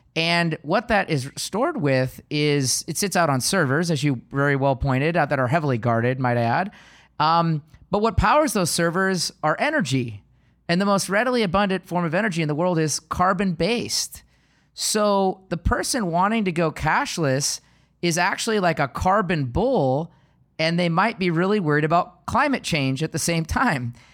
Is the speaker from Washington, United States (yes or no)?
yes; Seattle, Washington, United States; I was born and raised in Seattle